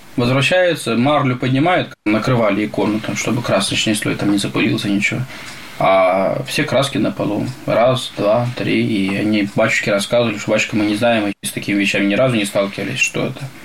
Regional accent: Moldova; also born or lived in Bulgaria; now in Kurba, Russia; Я сам родился в Молдавии

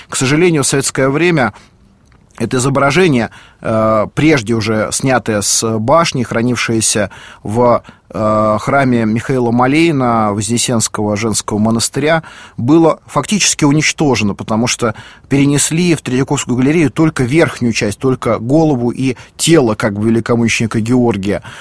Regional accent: Moscow, Russia; я, как и многие москвичи

